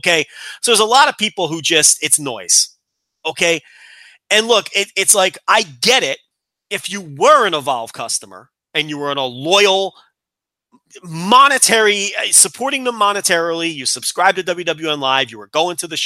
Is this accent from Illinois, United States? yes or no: yes; Chicago, Illinois, United States; Well, we're both from Chicago.